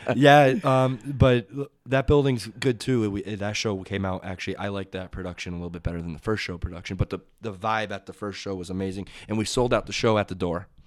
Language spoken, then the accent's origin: English; Southampton, Massachusetts, United States; now in East Hampton, United States; I grew up in Southampton